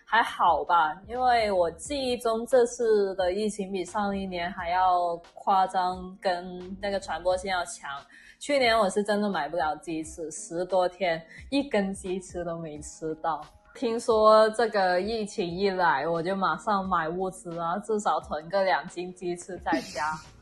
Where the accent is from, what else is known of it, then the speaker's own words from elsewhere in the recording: Guangzhou, Guangdong, China; Chinese is a second language; 我作为广州人